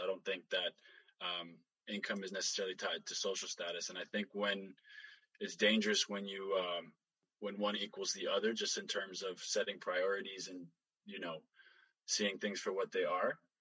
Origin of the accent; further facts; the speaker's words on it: Canada; when we immigrated here, I was five, super young. We grew up in the North End